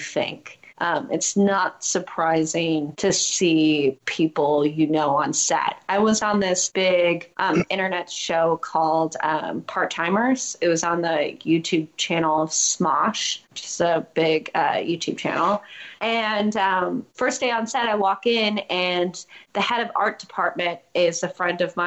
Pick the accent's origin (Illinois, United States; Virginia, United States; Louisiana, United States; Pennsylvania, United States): Illinois, United States; Chicago; also born or lived in Evanston; I grew up in a suburb outside of Chicago, but I went to high school in downtown Chicago